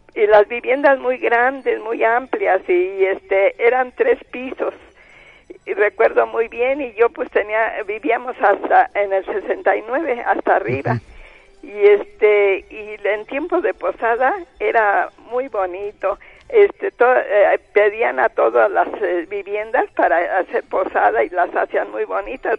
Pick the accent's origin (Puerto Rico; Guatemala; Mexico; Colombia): Mexico; Mexico City; also born or lived in La Joyita, colonia Guadalupe, Mexico City; vivimos este, hasta que yo tuve 10 años allí en, en el centro. Yo soy de allí, de San Jerónimo